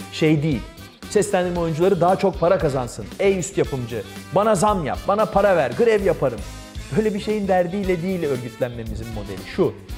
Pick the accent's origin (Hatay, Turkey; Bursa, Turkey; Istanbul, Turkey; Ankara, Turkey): Ankara, Turkey; ben TRT Ankara Televizyonu koridorlarında büyüdüm